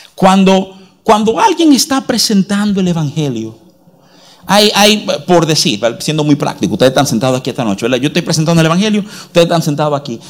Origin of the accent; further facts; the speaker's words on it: United States; moved away; desde muchacho, porque nos criamos en los Estados Unidos